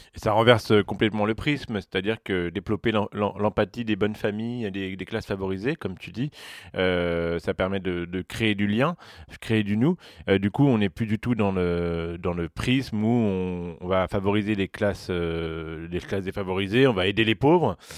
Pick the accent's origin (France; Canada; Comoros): France; Saint-Denis, Île-de-France; also born or lived in Paris; je suis né à Saint-Denis et je me rappelle très bien de l'image que j'avais de mon quartier, de mon territoire du 93